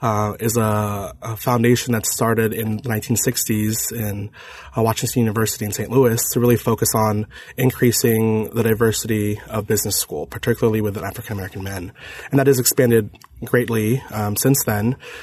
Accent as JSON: {"language": "English", "country": "Kuwait", "tie": "born there", "said": "I was born in Kuwait. My parents are both Filipino, from the Philippines, and they both met in Kuwait in a very multicultural area."}